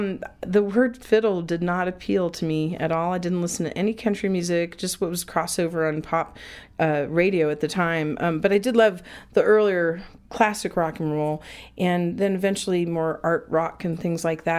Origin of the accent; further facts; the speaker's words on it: Fayetteville, Arkansas, United States; My hometown is Fayetteville, Arkansas, northwest Arkansas there in the Ozarks.